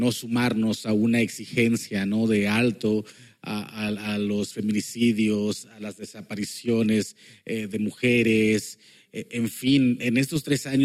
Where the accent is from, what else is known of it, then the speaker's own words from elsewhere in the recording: Mexico; moved away; debido a unos eventos personales me fui de México y estando lejos de México dije, quiero hacer radio.